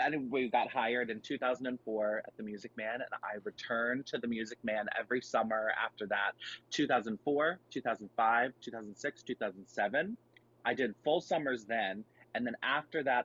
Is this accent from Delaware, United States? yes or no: yes; Wilmington, Delaware, United States; I grew up in Wilmington, Delaware, and I went to St. Elizabeth grade school and high school